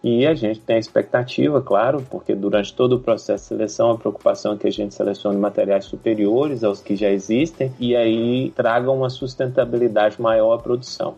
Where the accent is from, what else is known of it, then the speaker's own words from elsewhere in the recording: Taiobeiras, Minas Gerais, Brazil; moved away as an adult; also born or lived in Belo Horizonte / Viçosa; now in Nairobi, Kenya; Eu nasci na capital mineira, em Belo Horizonte, e muito cedo fui pro norte de Minas, ainda com um ano de idade, numa cidade que chama Taiobeiras cidadezinha pequena lá no norte de Minas